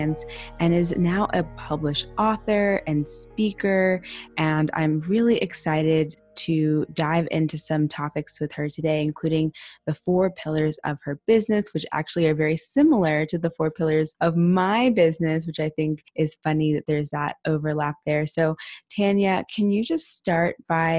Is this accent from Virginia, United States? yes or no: no; Houston, Texas, United States; I'm from Texas as well. I don't know if you know that, but I was born in Houston